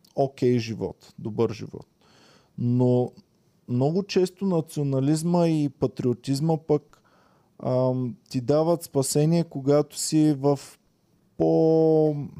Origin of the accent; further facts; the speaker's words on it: Bulgaria; съм българин, ако съм извън България